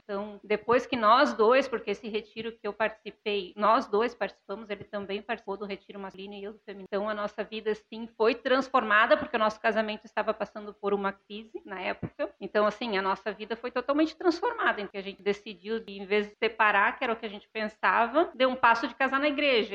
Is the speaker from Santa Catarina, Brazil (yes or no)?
yes; São Francisco do Sul, Santa Catarina, Brazil; now in Jaraguá do Sul, Brazil; Eu sou natural de São Francisco do Sul.